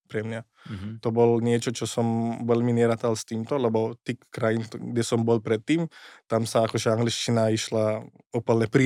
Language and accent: Slovak; Košice, Košice Region, Slovakia; Na Slovensku som vyrastal v Košiciach.